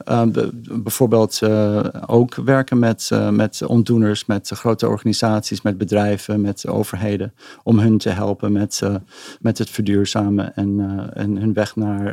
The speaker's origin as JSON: {"language": "Dutch", "town": "Amsterdam", "region": "North Holland", "country": "Netherlands", "tie": "born or raised there", "also_born_or_lived": "Tokyo, Japan / Silicon Valley, United States", "said": "ik ben eigenlijk in Amsterdam geboren. Ik heb een Nederlandse moeder ah. en een Amerikaanse vader."}